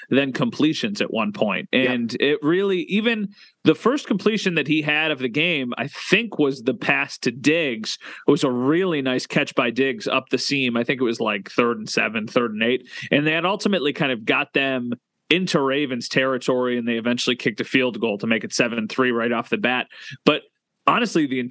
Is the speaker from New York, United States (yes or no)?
yes; Western New York, United States; growing up in Western New York